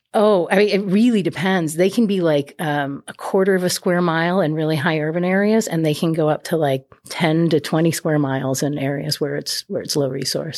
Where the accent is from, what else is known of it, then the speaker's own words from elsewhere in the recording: New England, United States; moved away as an adult; also born or lived in Louisiana / San Diego, California; I'm originally from New England